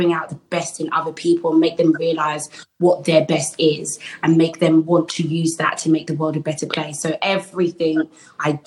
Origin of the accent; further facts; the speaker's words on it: London, United Kingdom; I'm a Londoner, so it was really good to be able to go to my uni, but in my city.